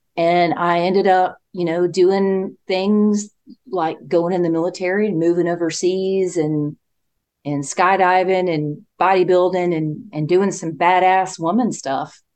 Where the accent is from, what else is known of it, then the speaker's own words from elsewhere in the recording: Spartanburg, South Carolina, United States; it's my hometown